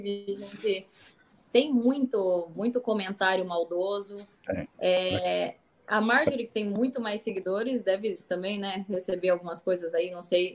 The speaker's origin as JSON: {"language": "Portuguese", "region": "interior of Paraná", "country": "Brazil", "said": "eu sou do interior do Paraná"}